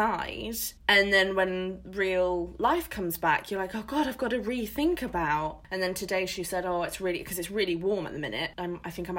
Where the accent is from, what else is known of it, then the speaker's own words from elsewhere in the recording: England, United Kingdom; we are English